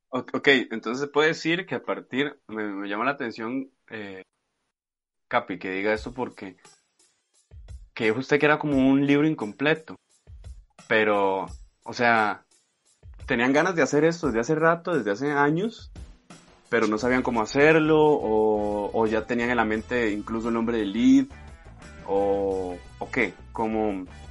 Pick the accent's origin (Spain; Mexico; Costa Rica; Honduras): Costa Rica; uno como Tico